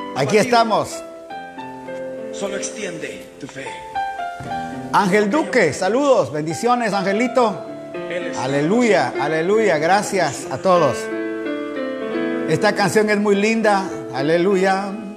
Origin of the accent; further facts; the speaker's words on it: Quetzaltenango, Guatemala; moved away as an adult; now in Guayaquil, Ecuador; Ahí Dios me permitió nacer, ahí crecí en Guatemala